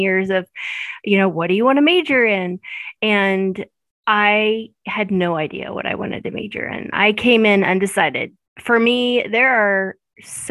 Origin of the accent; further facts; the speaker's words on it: Maryville, Missouri, United States; I was born and raised in Maryville